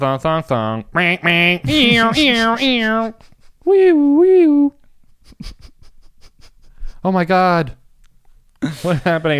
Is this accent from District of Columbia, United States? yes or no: yes; Washington, District of Columbia, United States; growing up in Washington, D.C., the rap station had a DJ or whatever, the person that played the songs.